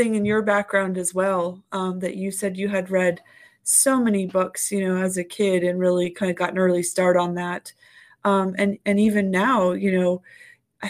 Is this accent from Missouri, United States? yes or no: no; California, United States; also born or lived in the South; I was a California kid with bright blonde hair and grew up by the ocean